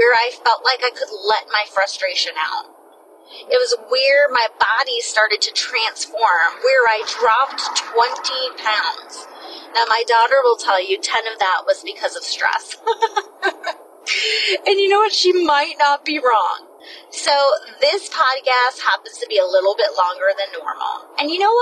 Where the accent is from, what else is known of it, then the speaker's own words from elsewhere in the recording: New Smyrna Beach, Florida, United States; moved away; also born or lived in Georgia; my hometown in New Smyrna Beach